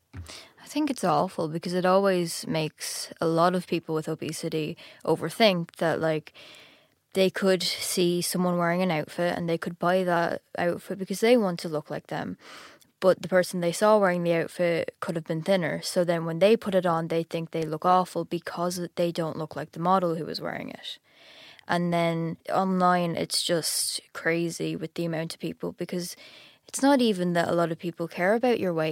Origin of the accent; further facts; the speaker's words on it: Ireland; I'm from Ireland, and I'm fourteen